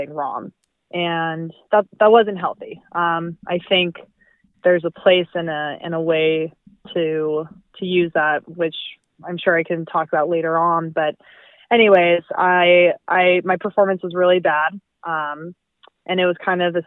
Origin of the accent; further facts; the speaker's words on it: Albuquerque, New Mexico, United States; also born or lived in Southern California; I am originally from Albuquerque, New Mexico, born and raised